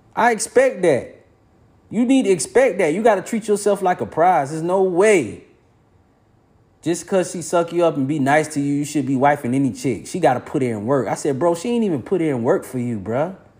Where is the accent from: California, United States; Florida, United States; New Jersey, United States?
Florida, United States; I'm from Florida